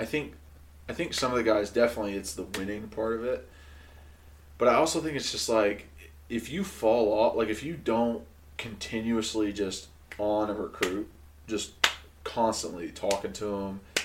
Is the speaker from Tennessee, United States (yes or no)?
yes; Oak Ridge, Tennessee, United States; And I grew up in Oak Ridge. Like, it was, like, East Tennessee, ride or die.